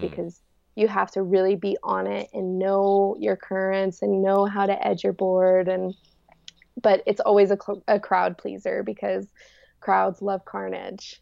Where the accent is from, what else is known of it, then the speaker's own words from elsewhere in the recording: Rifle, Colorado, United States; I was born in Rifle, Colorado, and I live in my van now.